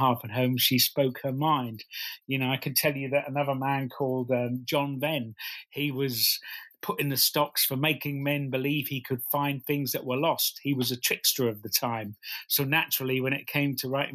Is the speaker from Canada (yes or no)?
no; Norwich, East of England, United Kingdom; I come from Norwich